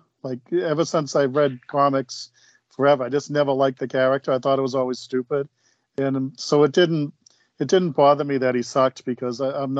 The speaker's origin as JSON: {"language": "English", "town": "Boston", "region": "Massachusetts", "country": "United States", "said": "I'm from Boston."}